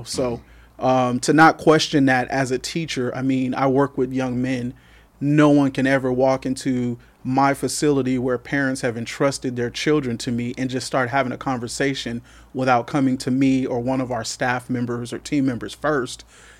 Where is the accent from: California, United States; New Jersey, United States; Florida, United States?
California, United States; So I was born and raised here in the Valley. I am one of four children. My mother's a native of the Valley. My family migrated here from Texas.